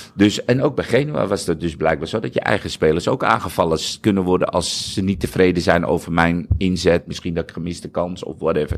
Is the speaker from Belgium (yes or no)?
no; Netherlands; als nuchtere Hollander, als Nederlander